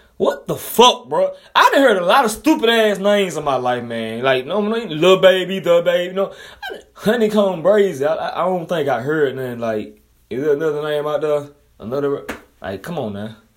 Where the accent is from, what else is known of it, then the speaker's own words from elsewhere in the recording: Montgomery, Alabama, United States; I'm from Montgomery, Alabama